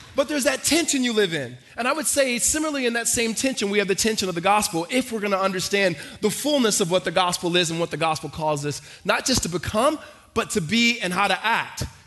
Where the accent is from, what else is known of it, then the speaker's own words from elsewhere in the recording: Los Angeles, California, United States; moved away; also born or lived in Hattiesburg, Mississippi / Arizona; we moved from um, Mississippi to Los Angeles, we were in the inner city, and from the inner city, we moved to the suburbs.